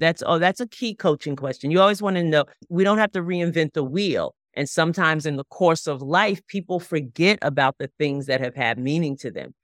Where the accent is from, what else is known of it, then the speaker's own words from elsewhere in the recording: Long Island, New York, United States; moved away; also born or lived in Chesapeake Bay area; I grew up on Long Island, right, so all, I grew up ten, fifteen minutes from the beach, that was my whole life.